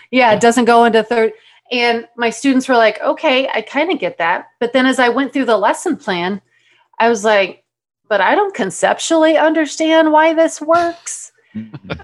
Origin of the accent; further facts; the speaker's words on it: Texas, United States; moved away as an adult; also born or lived in Mississippi / Tucson, Arizona; if I was from Texas